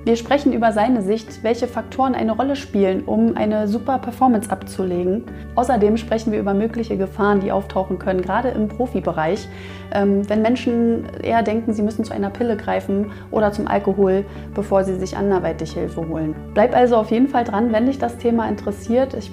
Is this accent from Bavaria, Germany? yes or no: no; Berlin, Germany; wir befinden uns ja in Berlin, ja, wir sind ja Berliner.